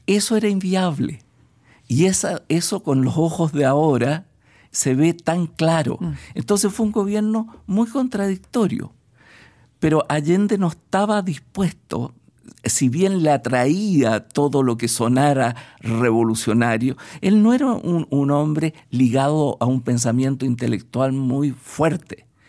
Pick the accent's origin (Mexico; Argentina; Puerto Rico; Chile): Chile; also born or lived in Budapest